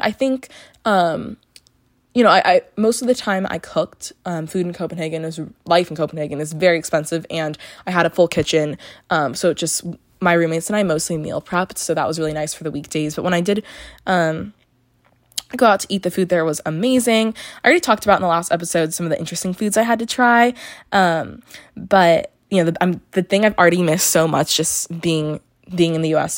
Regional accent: California, United States; I'm from California, so my ID has California

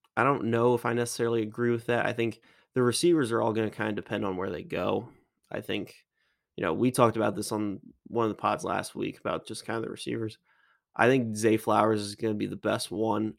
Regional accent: Maryland, United States; I'm from Maryland.

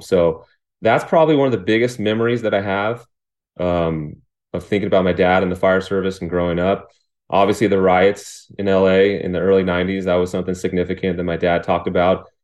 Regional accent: Riverside, California, United States; also born or lived in Lake Arrowhead, California; I was born in Riverside, California, which is about an hour away from where I live right now in Lake Arrowhead.

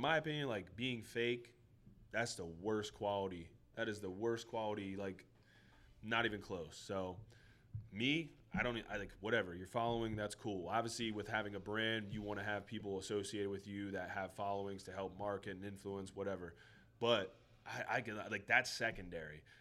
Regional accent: Schuylkill County, Pennsylvania, United States; moved away; first kind of got out of my hometown, like. You know, shout out to the Skook

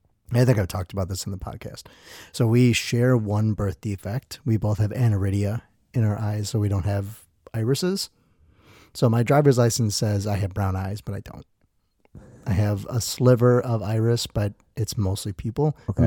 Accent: Milwaukee, Wisconsin, United States; born there; Anyway, so I was born in Milwaukee 2 months early.

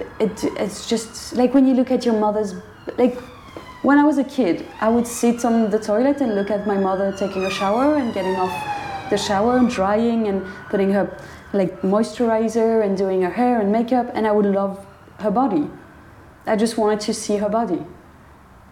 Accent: France; accent: French; English is a second language; moved away as an adult; now in Glasgow, United Kingdom; we're French

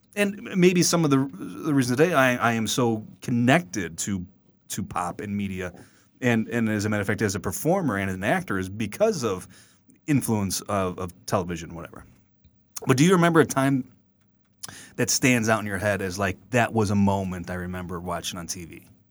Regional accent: Black Oak, Missouri, United States; We are from the hills, Black Oak, Missouri. Uh, born and raised on the farm

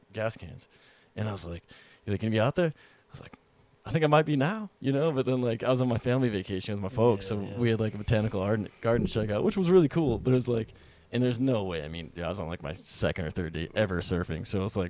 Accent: Montana, United States; I'm from Montana

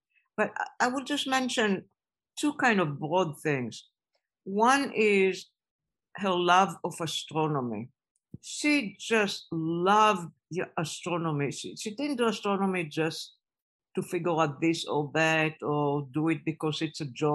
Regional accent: Israel; moved away as an adult; I was growing up in Israel

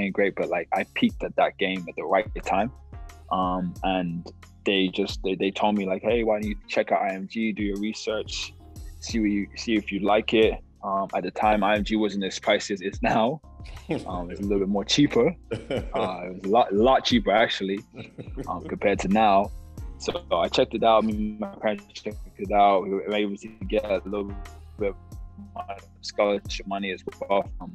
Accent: London, United Kingdom; moved away; also born or lived in Bradenton, Florida / Fresno, California; I'm from London, England, West London to be exact, Feltham.

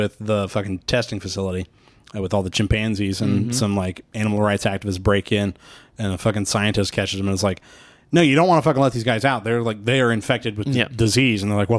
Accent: Midwest, United States; accent: Midwestern; I can hardly do a fucking Midwestern accent, and it's my accent.

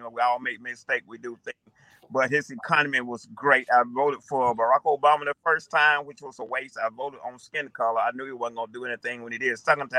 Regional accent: Atlanta, Georgia, United States; moved away as an adult; also born or lived in New York City / Florida; now in New York, United States; I was born in New York City. I was raised in the South in Atlanta, Georgia area. And I also attended college in that area, South Georgia Technical College, where I earned a degree in automotive technology. I also lived in Florida for about 6 months.

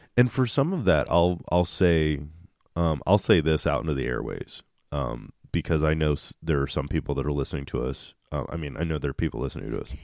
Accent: Kansas City, Missouri, United States; we're from Kansas City

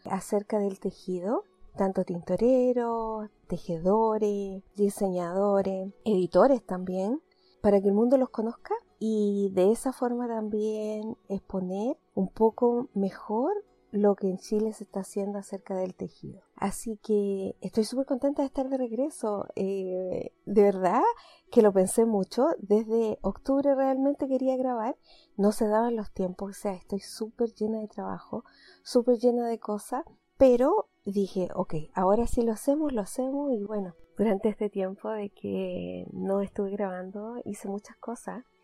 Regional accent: Canada; como buena canadiense que soy, decidí tener temporadas.

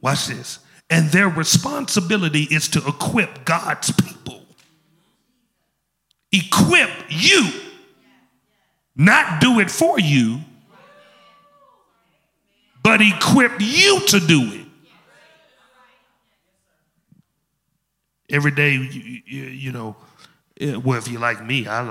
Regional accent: Memphis, Tennessee, United States; I'm from Memphis. I speak slow

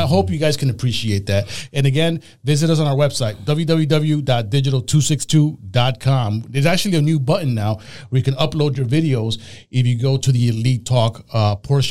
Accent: Puerto Rico; I'm from Puerto Rico

